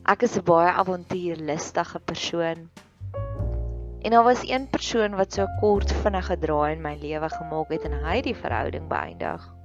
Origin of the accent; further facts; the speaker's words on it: Free State, South Africa; ek groot geword het in die Vrystaat